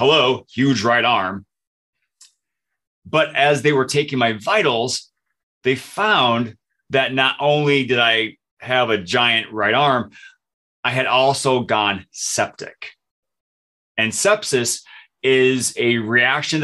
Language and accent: English; Michigan, United States; moved away as an adult; now in Minnesota, United States; I moved from Michigan, where I grew up, to Minnesota, where I live now